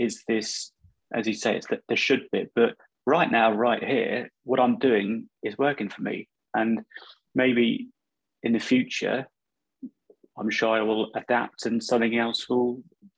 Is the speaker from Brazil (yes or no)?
no; Guildford, South East England, United Kingdom; also born or lived in Dubai / Hong Kong; I'm from Guildford originally, spent quite a bit of time abroad in Dubai and Hong Kong in my younger years